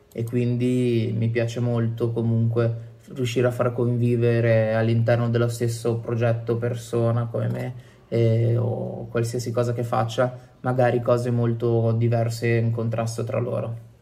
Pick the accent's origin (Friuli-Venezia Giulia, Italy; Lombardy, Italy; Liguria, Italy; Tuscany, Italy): Liguria, Italy; Genoa; moved away as an adult; also born or lived in Turin; now in Milan, Italy; ho 29 anni e vengo da Genova, in realtà.